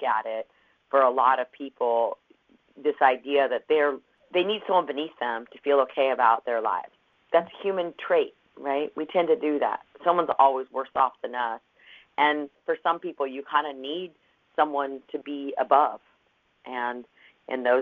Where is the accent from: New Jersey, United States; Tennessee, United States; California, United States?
California, United States; Los Angeles; I came from Los Angeles